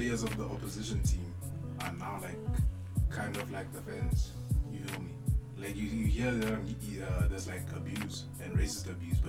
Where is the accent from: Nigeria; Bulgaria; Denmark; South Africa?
South Africa; being South African